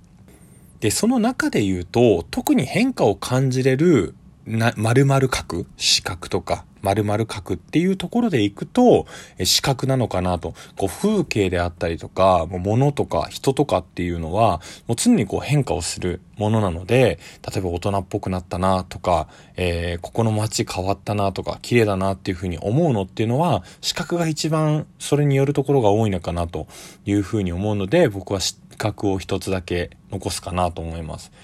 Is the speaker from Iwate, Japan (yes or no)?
no; Tokyo, Japan; 僕は、まあ東京出身で東京で育ってるので